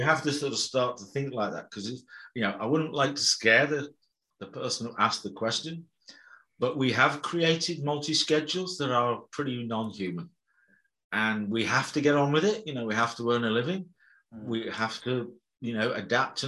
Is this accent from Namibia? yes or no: no; Birmingham, West Midlands, United Kingdom; I was brought up in Birmingham and the West Midlands in the UK